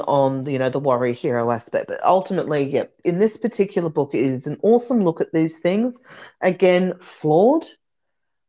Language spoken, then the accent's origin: English; Australia; I'm Australian.